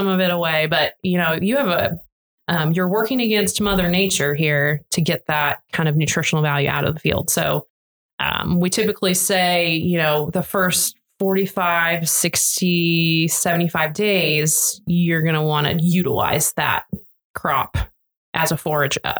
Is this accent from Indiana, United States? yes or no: no; Nebraska, United States; now in Oklahoma, United States; I grew up in Nebraska